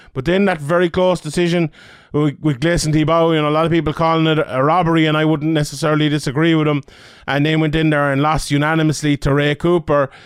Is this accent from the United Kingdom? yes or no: no; Ireland; being an Irish man